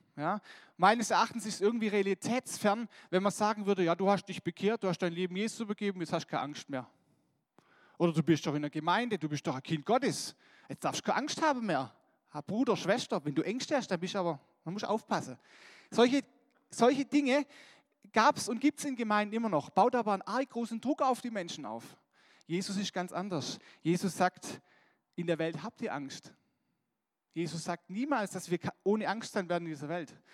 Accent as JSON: {"language": "German", "country": "Germany", "said": "wir als Deutsche"}